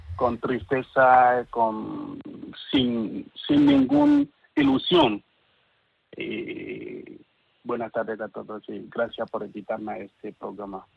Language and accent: Spanish; Cameroon; Spanish is a second language; moved away as an adult; now in Spain; soy de Camerún